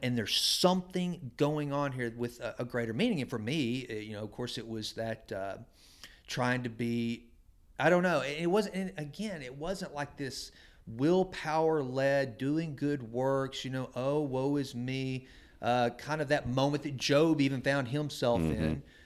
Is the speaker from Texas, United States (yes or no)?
yes; Sulphur Springs, Texas, United States; I grew up in First Baptist Church, Sulphur Springs, Texas